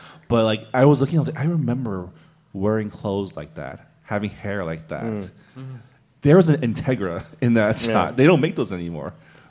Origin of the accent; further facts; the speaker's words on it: San Gabriel, California, United States; back in San Gabriel, it was like the Vietnamese kids and the Mexican kids going at each other.